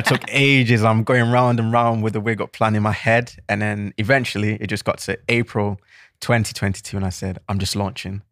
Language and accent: English; Manchester, North West England, United Kingdom; also born or lived in Cheltenham; I'm from Manchester, if you can tell by the accent.